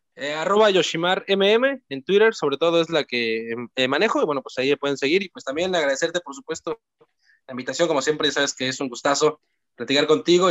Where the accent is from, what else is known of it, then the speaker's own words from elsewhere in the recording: Cancún, Quintana Roo, Mexico; yo soy de Cancún